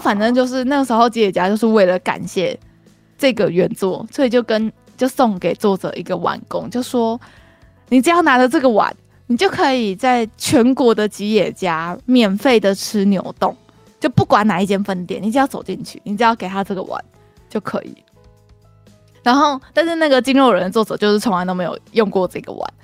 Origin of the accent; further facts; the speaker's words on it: Kaohsiung, Taiwan; 我们高雄人